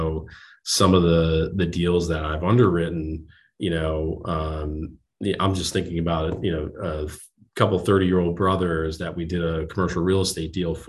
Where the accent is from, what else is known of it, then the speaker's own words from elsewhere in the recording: New Jersey, United States; So I'm from New Jersey originally, went to school in Pennsylvania, went to Bucknell, graduated and moved into Manhattan